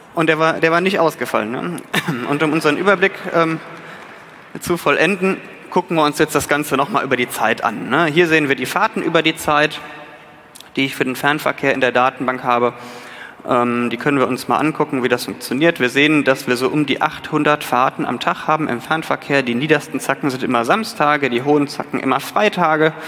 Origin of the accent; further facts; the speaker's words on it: North Rhine-Westphalia, Germany; Ich bin Rheinländer